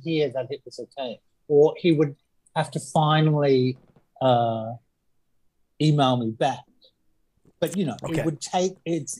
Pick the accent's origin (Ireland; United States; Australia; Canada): Australia; So I'm very opinionated, and being Australian, I'm a bit too honest.